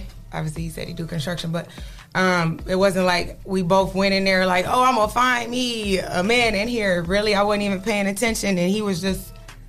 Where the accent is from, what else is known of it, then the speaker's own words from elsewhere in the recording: Savannah, Georgia, United States; moved away; I grew up in Savannah.